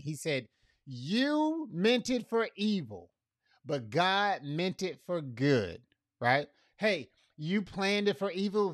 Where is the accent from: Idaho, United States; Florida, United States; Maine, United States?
Florida, United States; Fort Myers; now in Tampa, United States; I'm from Fort Myers, I'm a Fort Myers boy